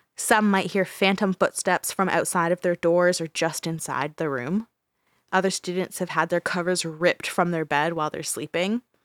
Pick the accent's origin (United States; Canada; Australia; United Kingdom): Canada; Brantford, Ontario; my hometown, Brantford